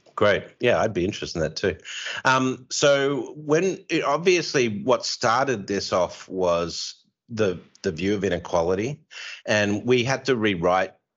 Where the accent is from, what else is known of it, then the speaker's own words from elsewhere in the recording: Australia; you can tell I'm Australian